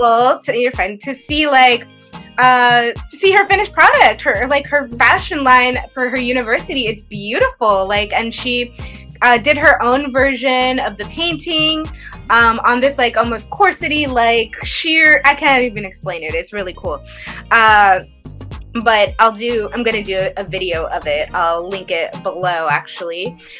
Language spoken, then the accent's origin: English; the Bay Area, California, United States; I'm from the Bay.